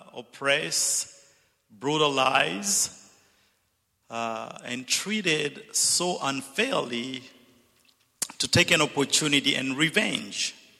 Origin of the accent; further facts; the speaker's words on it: DR Congo; also born or lived in Zambia / Zimbabwe / Dallas / Missouri; I'm originally from Zambia, grew up in the Congo and educated in Zimbabwe and Dallas and Missouri.